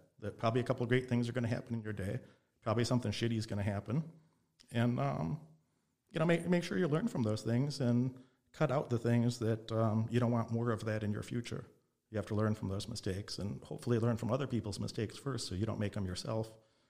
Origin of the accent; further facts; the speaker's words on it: Illinois, United States; also born or lived in Las Vegas, Nevada; I was raised in Illinois, in Nevada, back and forth in Las Vegas and Illinois a lot of my childhood.